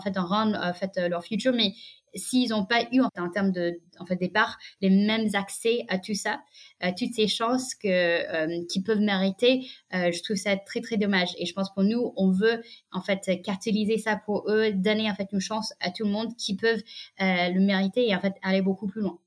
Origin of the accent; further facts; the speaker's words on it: United States; French is a second language; moved away as an adult; now in France; j'ai grandi aux États-Unis